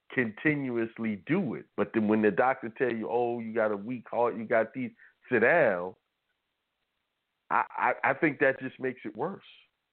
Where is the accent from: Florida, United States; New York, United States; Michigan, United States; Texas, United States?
New York, United States; And I grew up in New York, so I was playing basketball on asphalt and concrete, which is one of the worst things to play on, you know.